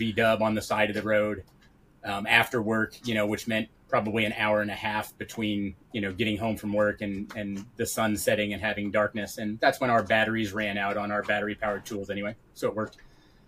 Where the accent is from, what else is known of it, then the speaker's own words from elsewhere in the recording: Portland, Oregon, United States; moved away as an adult; We're originally from Portland, Oregon